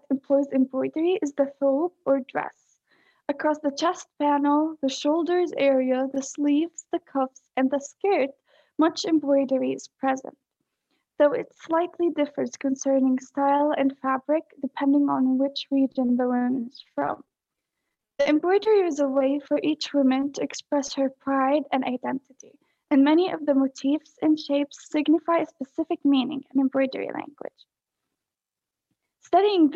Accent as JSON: {"language": "English", "country": "Palestine", "said": "I'm from Palestine. I attend the American School of Palestine."}